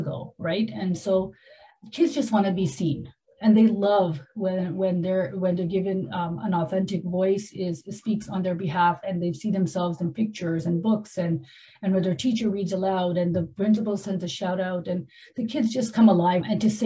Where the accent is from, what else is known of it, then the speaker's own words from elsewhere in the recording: Canada; moved away; I grew up in Canada